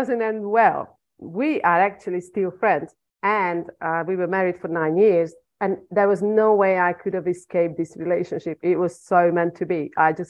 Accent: Hungary; English is a second language; moved away as an adult; now in England; I was born and raised in Hungary.

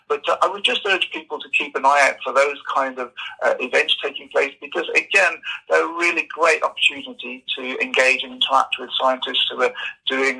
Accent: West Midlands, United Kingdom; moved away as an adult; now in Norwich, United Kingdom; I'm not from Norfolk originally. I'm from the West Midlands. So essentially I come from the heart of England.

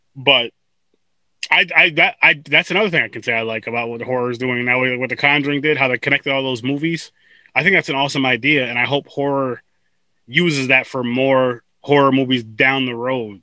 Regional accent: New York, United States; I'm from New York

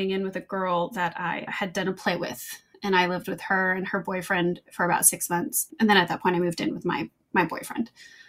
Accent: the South, United States; And I'm from the South. And so, you know, I'm cooking bacon and stuff.

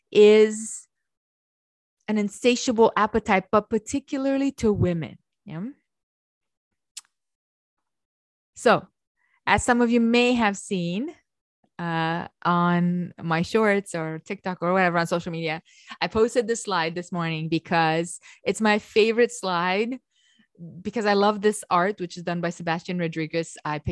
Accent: Romania; growing up in Romania, the way we read is the way it's written.

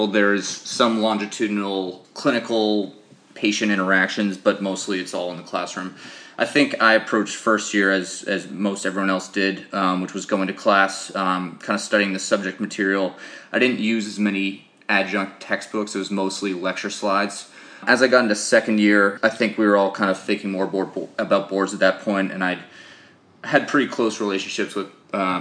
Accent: Boston, Massachusetts, United States; I grew up in Boston, went to high school in that area.

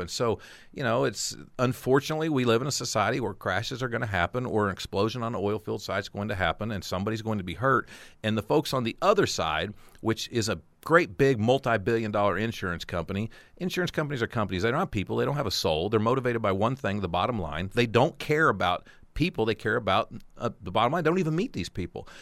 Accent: Burns Flat, Oklahoma, United States; loved growing up in Burns Flatt

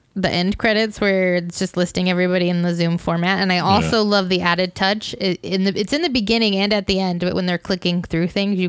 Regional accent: United States; I'm American

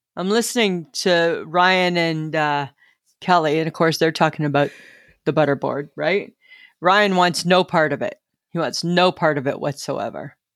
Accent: Ontario, Canada; when I was growing up in Little Stainer, Ontario

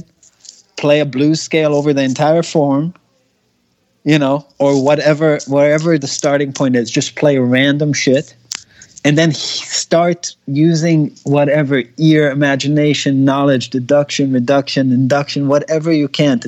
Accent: Israel; English is a second language; I speak Hebrew. I'm from Israel

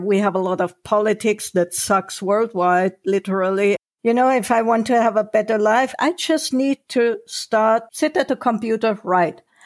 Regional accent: Germany; moved away as an adult; also born or lived in Sri Lanka / Maldives / Singapore; I was born and raised in Germany

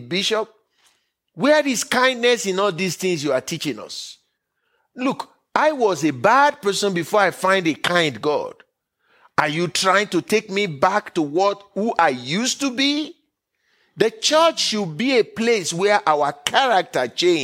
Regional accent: Nigeria; now in United States; I was born and raised in Nigeria. I made America my home country by choice.

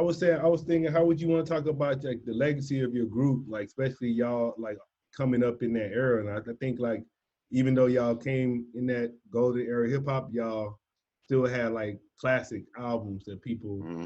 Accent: the South, United States; I'm from the South

